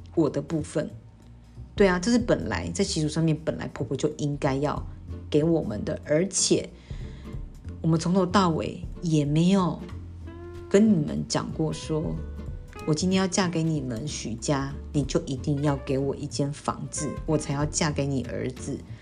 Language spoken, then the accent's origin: Chinese; Pingtung County, Taiwan; moved away as an adult; now in Taipei, Taiwan; 我是南部人